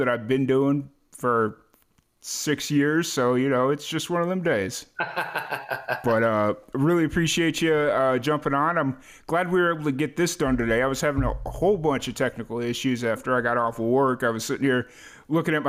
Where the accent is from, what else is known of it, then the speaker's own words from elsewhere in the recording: Chicago, Illinois, United States; also born or lived in South Florida / New Mexico / Tallahassee / Orlando; now in Waco, United States; I'm originally from Chicago.